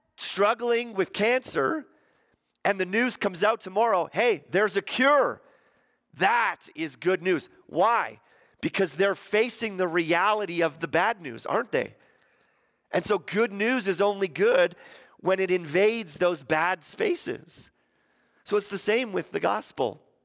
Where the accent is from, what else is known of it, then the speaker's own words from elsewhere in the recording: Ontario, Canada; moved away; I grew up in Ontario.